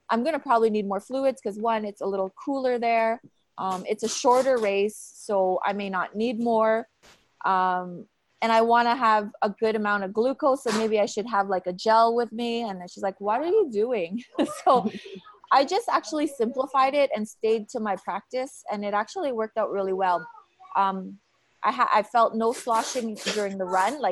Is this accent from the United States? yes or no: no; Calgary, Alberta, Canada; Calgary, Canada, because it's my hometown